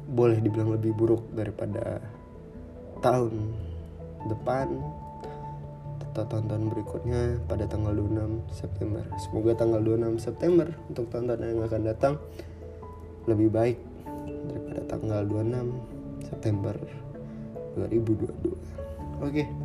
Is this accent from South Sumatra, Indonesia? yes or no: yes; South Sumatra, Indonesia; ada teman-teman yang dari daerahku itu di salah satu daerah di provinsi Sumatera Selatan ya cukup jauh kalau dari ibu kota Palembang